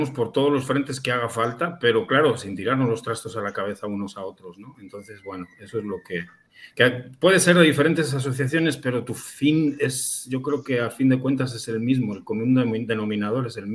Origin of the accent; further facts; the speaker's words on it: Spain; yo soy de España y cinco o seis años después de haber comprado mi primer vapeador allá en España, volví a esa tienda